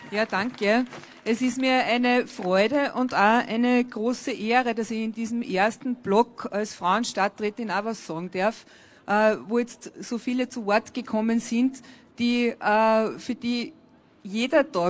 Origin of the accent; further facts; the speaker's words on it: Afghanistan; ich komme aus Afghanistan.